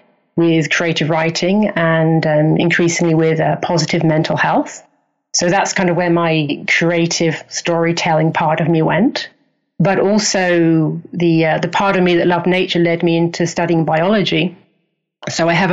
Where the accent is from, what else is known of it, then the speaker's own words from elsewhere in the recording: Hastings, South East England, United Kingdom; accent: English; moved away; also born or lived in Canada; I'm English. I was born in Hastings, which is a little fishing town on the south coast.